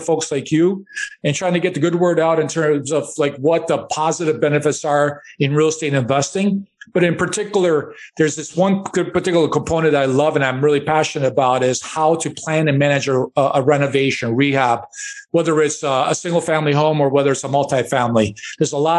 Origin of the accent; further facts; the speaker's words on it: Chicago, Illinois, United States; I grew up in Chicago, and we lived in a one-bedroom apartment